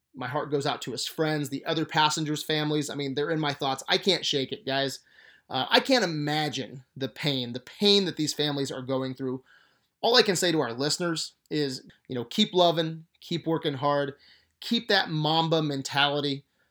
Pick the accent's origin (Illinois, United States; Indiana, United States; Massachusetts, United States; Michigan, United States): Indiana, United States; growing up in Indiana loving basketball